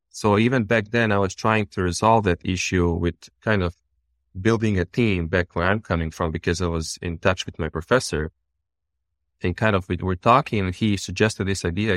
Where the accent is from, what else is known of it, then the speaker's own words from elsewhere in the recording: Bosnia & Herzegovina; also born or lived in Serbia; now in United States; I'm born and raised in Bosnia and really, really small town in Bosnia.